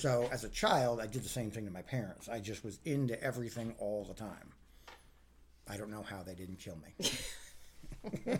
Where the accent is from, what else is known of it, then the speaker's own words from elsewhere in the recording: Arlington, Virginia, United States; growing up in Arlington, Virginia